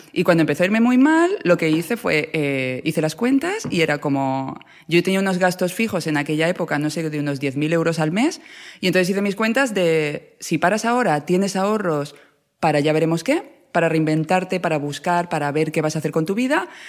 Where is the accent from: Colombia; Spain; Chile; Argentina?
Spain; Ciudad Real, Castilla-La Mancha; moved away; yo vengo de Ciudad Real